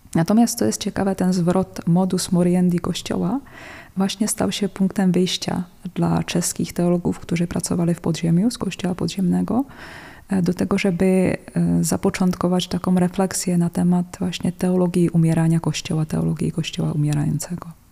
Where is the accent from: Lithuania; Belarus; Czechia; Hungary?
Czechia; Polish is a second language; now in Poland; ja pochodzę z takich terenów Karkonosze, Sudety